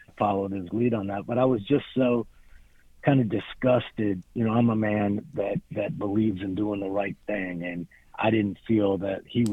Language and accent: English; Miami, Florida, United States; I grew up in Miami.